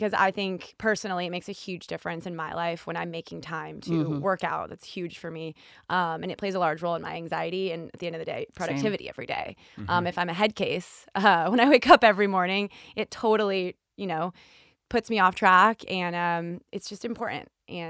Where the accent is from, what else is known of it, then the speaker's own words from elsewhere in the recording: San Diego, California, United States; I'm from San Diego.